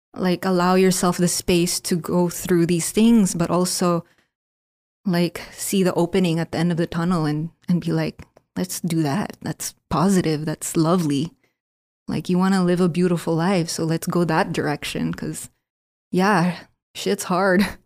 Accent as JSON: {"language": "English", "country": "Philippines", "tie": "born or raised there", "said": "Being Filipino, born and raised in the Philippines"}